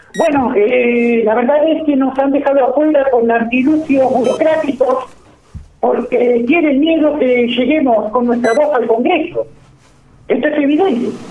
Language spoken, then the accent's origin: Spanish; Rafaela, Santa Fe, Argentina; Yo soy nacido en Rafaela